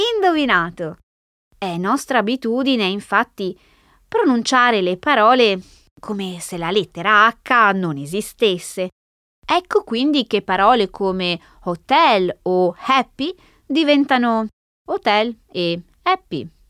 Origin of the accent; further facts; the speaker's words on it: Italy; first language Italian; moved away